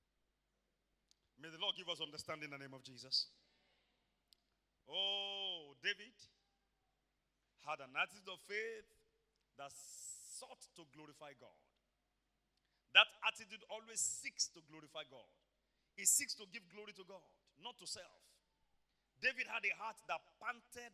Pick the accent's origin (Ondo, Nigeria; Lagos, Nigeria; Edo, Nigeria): Ondo, Nigeria; Iboropa-Akoko; I come from Iboropakoko, Ondo State, Nigeria